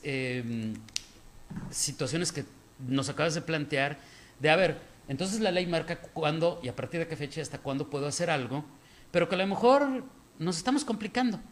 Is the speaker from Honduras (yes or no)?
no; Mexico; como mexicanos